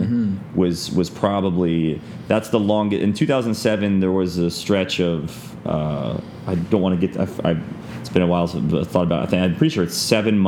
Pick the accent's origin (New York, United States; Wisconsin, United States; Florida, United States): Florida, United States; we're from Florida